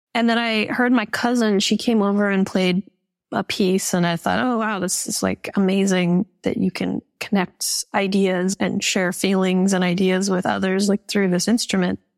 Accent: Calgary, Alberta, Canada; growing up in Calgary, Canada

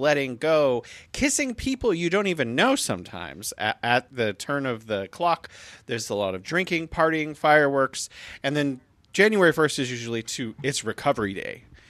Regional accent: United States; now in Beijing, China; I was an American in America

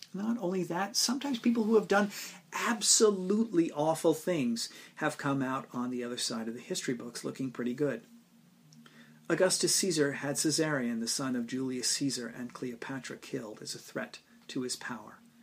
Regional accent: United States; as an American

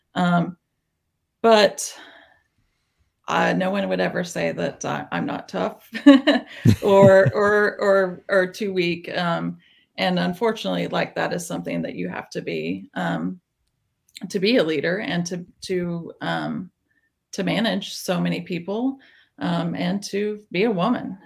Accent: small town Tennessee, United States; now in Nashville, United States; I grew up in small town Tennessee

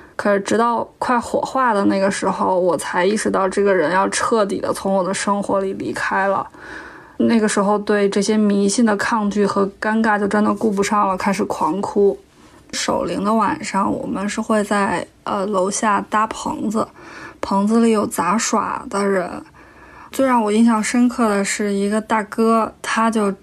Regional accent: Tianjin, China; 来自天津的卑微广告人

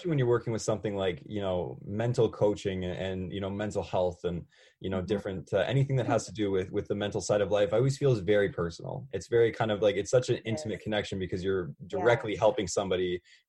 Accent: New Brunswick, Canada; I'm from New Brunswick. And so coming back here, has been just like this, the biggest breath of fresh air, being able to come home. Everything's just so much more low key here.

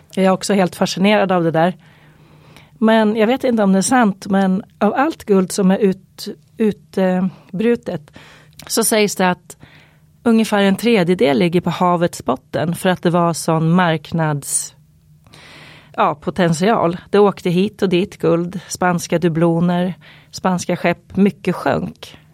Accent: Eskilstuna, Södermanland, Sweden; i mina krokar i Eskilstuna där jag växte upp.

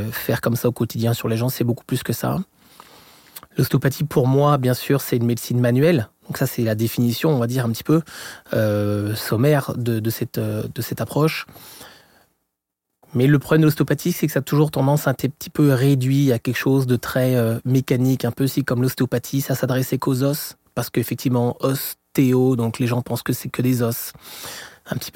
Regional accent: France; accent: French; moved away as an adult; now in Montreal, Canada; Et je suis français comme mon accent l'indique. Sur ça, c'est pour les Québécois qui, qui écouteraient le podcast. Et ça fait environ donc 17 ans que je suis au Québec.

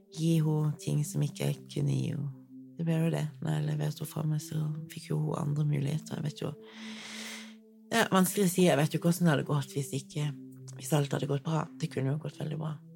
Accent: Kristiansand, Agder, Norway; Jeg har vokst opp i Kristiansand

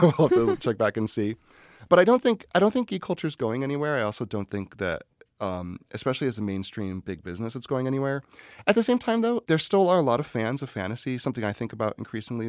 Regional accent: Scranton, Pennsylvania, United States; I'm from Scranton, Pennsylvania

